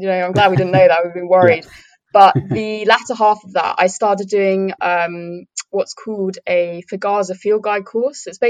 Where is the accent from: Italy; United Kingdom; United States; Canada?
United Kingdom; Cambridgeshire, East of England; I'm from Cambridgeshire, but I went to Norfolk and Suffolk a lot as a kid